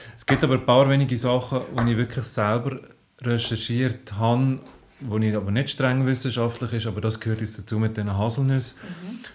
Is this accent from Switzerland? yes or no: yes; Zofingen region, Aargau, Switzerland; ich komme aus dem Aargau, aus der Region Zofingen.